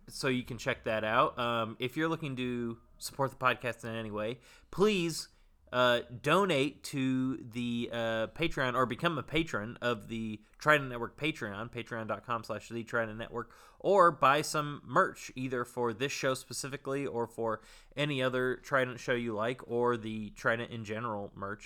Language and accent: English; Bay Area, California, United States; a local Bay Area boy